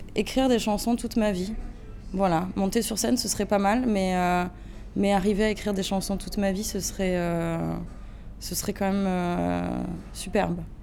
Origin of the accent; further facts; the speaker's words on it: Avignon, Provence-Alpes-Côte d'Azur, France; je viens d'Avignon, moi. Je suis avignonnaise.